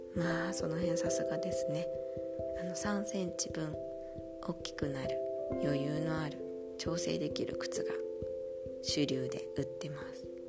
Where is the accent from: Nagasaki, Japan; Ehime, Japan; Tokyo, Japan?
Nagasaki, Japan; now in Munich, Germany; 私は結構日本でも雨が多い町長崎で生まれ育ったので